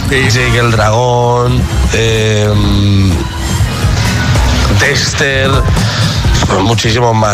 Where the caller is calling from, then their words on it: Tenerife, Canary Islands, Spain; Hola, soy … de Tenerife.